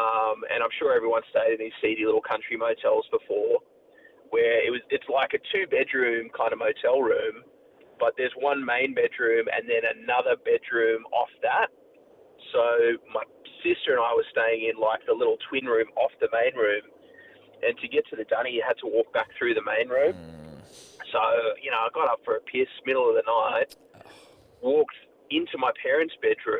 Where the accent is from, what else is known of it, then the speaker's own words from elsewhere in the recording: Sydney, New South Wales, Australia; now in Newcastle, Australia; We grew up in Sydney